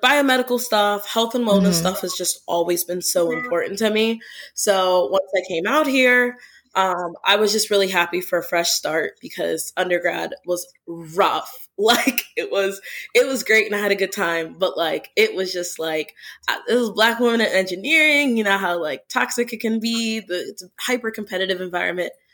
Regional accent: Pittsburgh, Pennsylvania, United States; moved away as an adult; now in St. Louis, United States; I'm originally from Pittsburgh. I moved out here for grad school

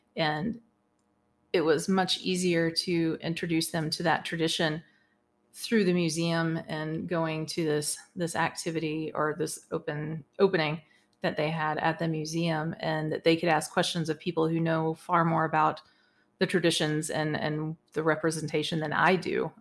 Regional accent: Texas, United States; now in Casper, United States; I grew up in Texas

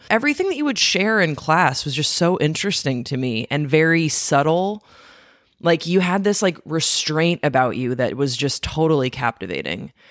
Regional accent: Belgium; I said I was from Belgium, and to this day, it remains one of the more confusing things that people learn about me when we meet.

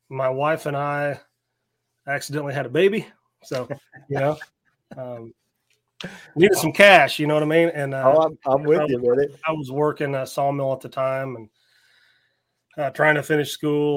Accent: Northwest Missouri, United States; I was born and raised in Northwest Missouri, out in the sticks, like farm country.

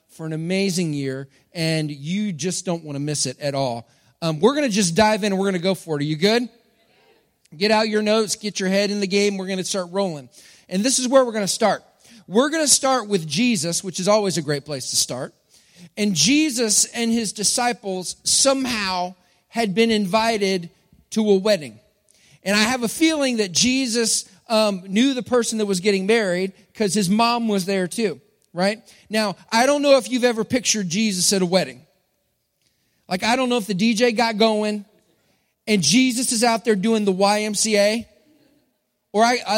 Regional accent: Texas, United States; I'm from Texas, and I grew up when stereo was a big thing

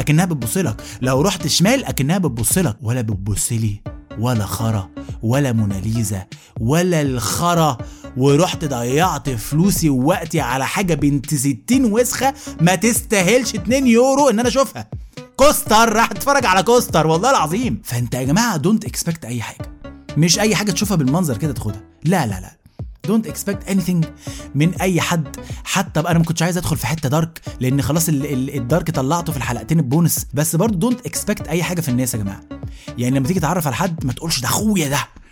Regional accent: Egypt; now in Jordan; أنا من مصر

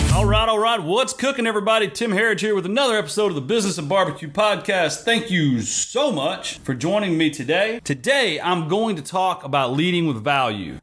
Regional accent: Texas, United States; I'm from Texas.

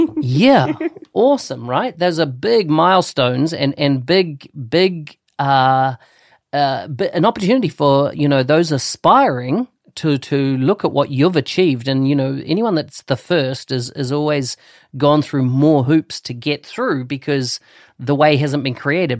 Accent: New Zealand; I come from New Zealand, a little country at the bottom of the world

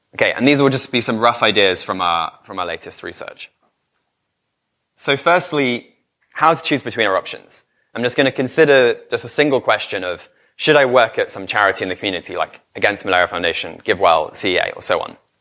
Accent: United Kingdom; I'm British

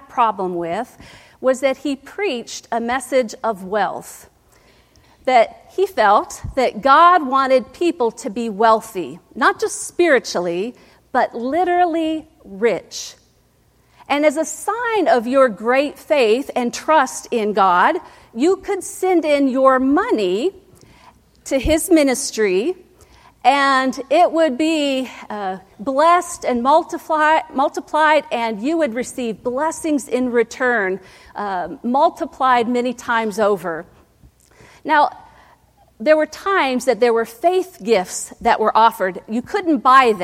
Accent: Ohio, United States; moved away; growing up in Ohio

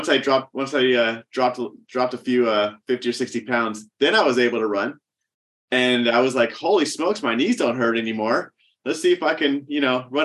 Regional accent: Sacramento, California, United States; moved away as an adult; also born or lived in Orange, California; now in Orange County, United States; I moved up to Sacramento when I was like, I don't know, 3 years old. So I grew up in Sacramento suburbs

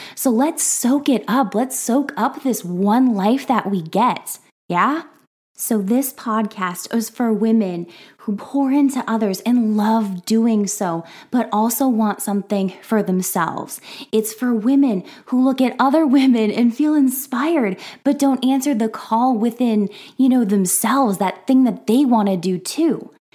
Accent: Minnesota, United States; now in Iowa, United States; I am from the Midwest, specifically from Minnesota, but currently I am hanging out in Iowa

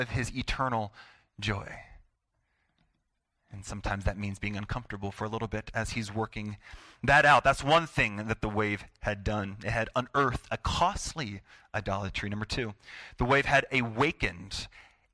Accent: United States; I'm an American

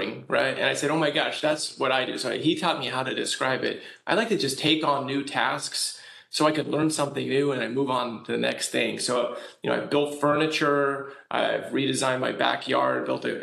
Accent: California, United States; I'm from California. Here we kind of just move on from earthquakes

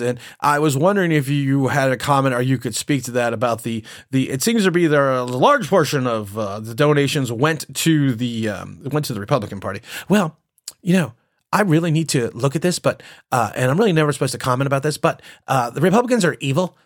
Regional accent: United States; I am technically a second generation American. I I was my my parents were born here, and I was born here

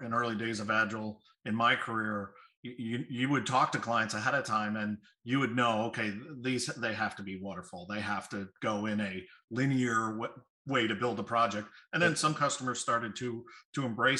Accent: Chicago, Illinois, United States; I'm from Chicago

